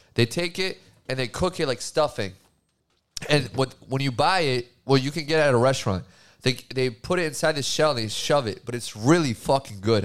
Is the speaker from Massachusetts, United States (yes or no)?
yes; Massachusetts, United States; I was bred into being a Democrat 'cause I was from Massachusetts